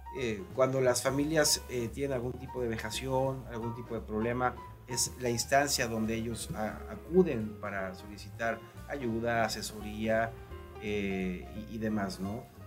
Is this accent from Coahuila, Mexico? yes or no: yes; Torreón, Coahuila, Mexico; moved away; Yo vengo de Torreón, Coahuila.